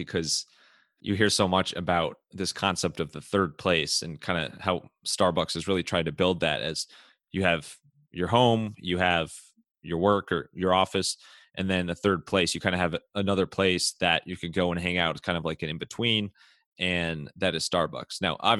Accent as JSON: {"language": "English", "town": "Cleveland", "region": "Ohio", "country": "United States", "moved": "yes", "said": "I'm from Cleveland originally"}